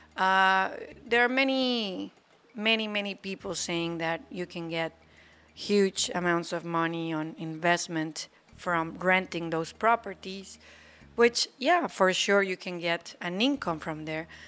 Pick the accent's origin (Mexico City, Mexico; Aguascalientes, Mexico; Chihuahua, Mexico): Aguascalientes, Mexico; also born or lived in Cancun; now in Playa del Carmen, Mexico; I was born in a state called Aguascalientes